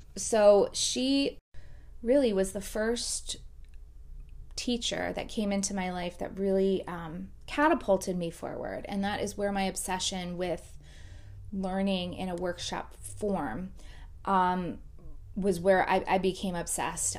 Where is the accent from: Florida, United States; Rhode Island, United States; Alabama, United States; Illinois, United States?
Florida, United States; South; I, um, was born and raised in South Florida. I still live in South Florida